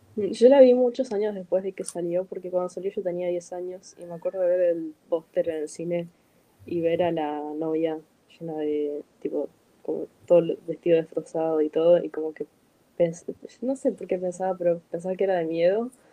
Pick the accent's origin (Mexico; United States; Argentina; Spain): Argentina